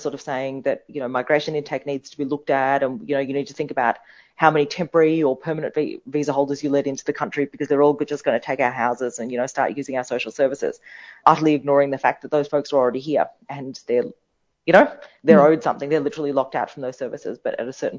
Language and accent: English; India; now in Australia; I was born in India